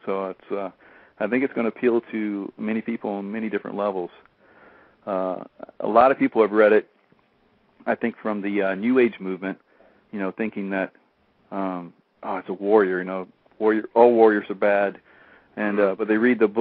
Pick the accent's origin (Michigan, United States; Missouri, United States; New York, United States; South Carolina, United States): South Carolina, United States; Columbia; moved away as an adult; my hometown here in Columbia